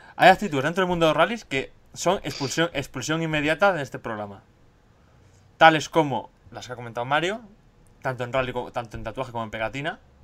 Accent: Argentina; moved away; nosotros somos la gente argentina que viene aquí

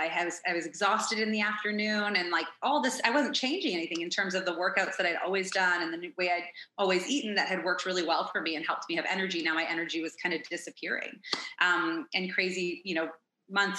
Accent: Toronto, Ontario, Canada; moved away as an adult; now in Phoenix, United States; I'm originally from Toronto, Ontario

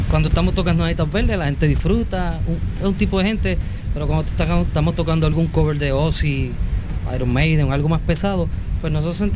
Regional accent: Morovis, Puerto Rico; porque yo soy natural de Morovi, y antes de que inclusive pues esos géneros empezaran a, a llegar al, pueblo allá

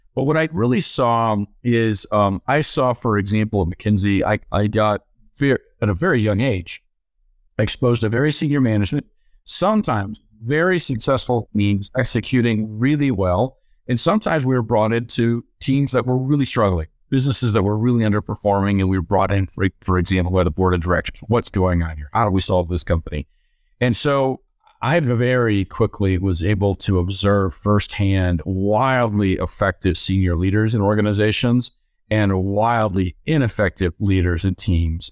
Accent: Minnesota, United States; I grew up in Minnesota

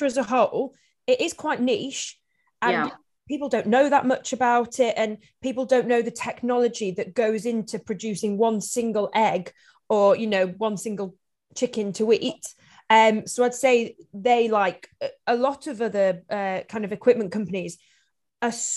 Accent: Yorkshire and the Humber, United Kingdom; I'm from Yorkshire

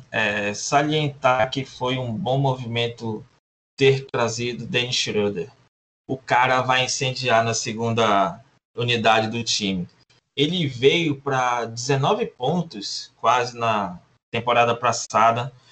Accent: Manaus, Amazonas, Brazil; Sou de Manaus

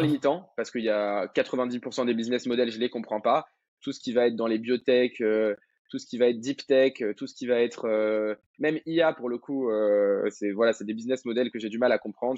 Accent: Madagascar; moved away as an adult; now in France; j'ai grandi à Madagascar, euh, après mon bac, je, suis arrivé en France

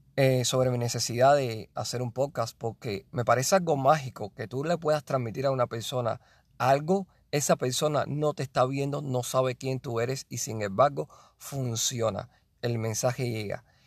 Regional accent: Cuba; Yo soy de Cuba y yo quería ser pelotero

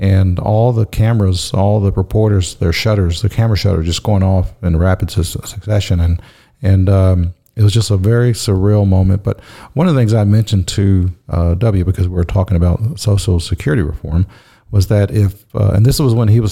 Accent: Texas, United States; I was from Texas, he's from Texas. And I said, I called myself Un Tejano, like him, a Texan

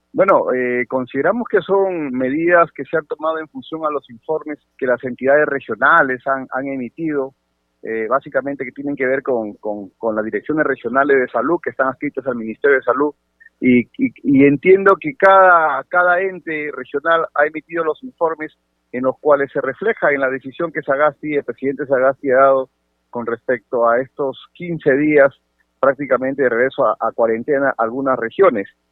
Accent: Sechura, Piura, Peru; Yo soy de Sechura, mi querida provincia de Sechura

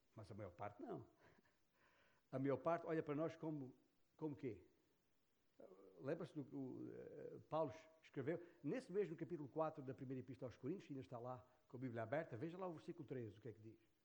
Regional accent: Portugal; em que fomos vítimas da perseguição comunista naquela cidade, naquela região, a minha terra natal.

